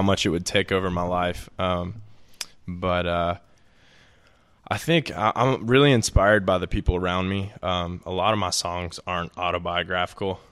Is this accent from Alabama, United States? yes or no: yes; Birmingham, Alabama, United States; also born or lived in Auburn; I'm from Birmingham